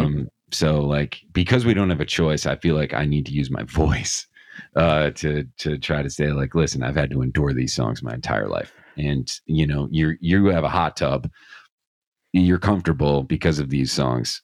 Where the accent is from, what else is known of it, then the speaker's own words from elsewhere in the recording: Scranton, Pennsylvania, United States; I'm from Scranton, Pennsylvania